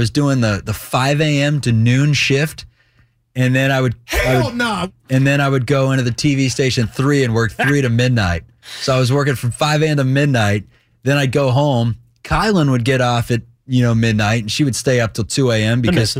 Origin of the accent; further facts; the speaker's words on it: Dothan, Alabama, United States; I mean, I guess my hometown. I didn't live in, you know, the sexiest cities in the world. Dothan, Alabama, where it's so hot.